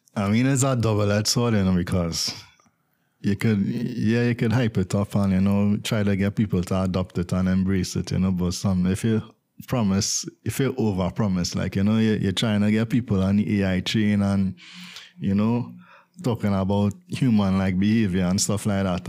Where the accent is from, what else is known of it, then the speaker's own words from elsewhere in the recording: Trinidad & Tobago; as a Trinidadian myself